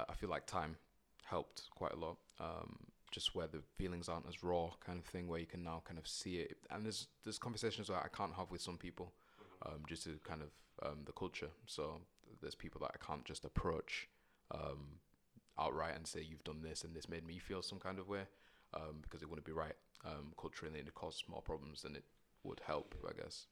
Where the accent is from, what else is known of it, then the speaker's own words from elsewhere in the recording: Bradford, Yorkshire and the Humber, United Kingdom; moved away as an adult; now in Manchester, United Kingdom; I'm from Bradford originally, so I'm kinda local anyway